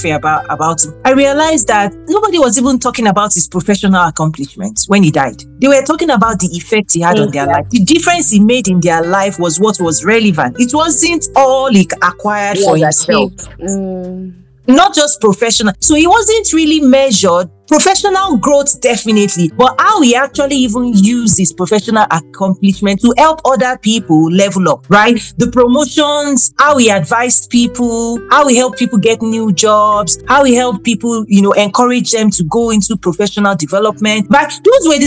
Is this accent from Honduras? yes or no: no; Nigeria; moved away as an adult; now in United States; I'm a Nigerian American. Got my first degree in Nigeria.